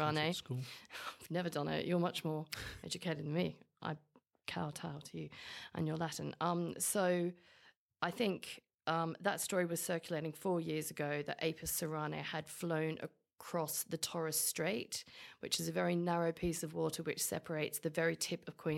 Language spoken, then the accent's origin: English; London, United Kingdom; Because I'm a Londoner.